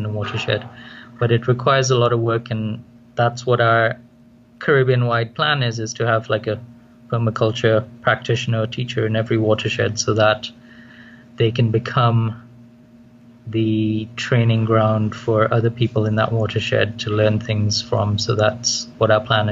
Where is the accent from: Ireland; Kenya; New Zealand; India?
Kenya; also born or lived in Trinidad; now in Trinidad and Tobago; I'm originally from Kenya, a long time ago.